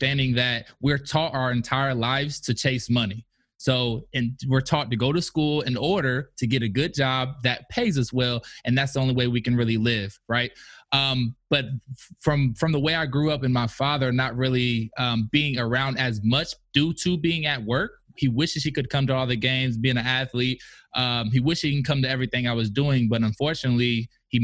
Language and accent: English; Indianapolis, Indiana, United States; moved away; also born or lived in Kentucky; I'm originally from Indianapolis, Indiana